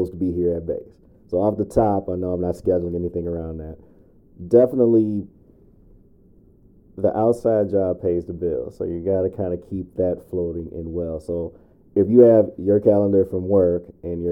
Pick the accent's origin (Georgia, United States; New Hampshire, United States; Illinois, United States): Illinois, United States; Chicago; now in Minnesota, United States; growing up in Chicago South Side